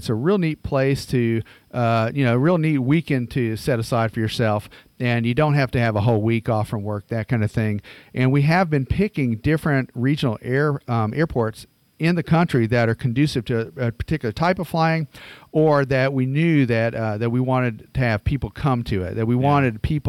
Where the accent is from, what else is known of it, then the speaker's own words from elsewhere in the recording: the South, United States; I'm from the South and I mispronounce a bunch of stuff.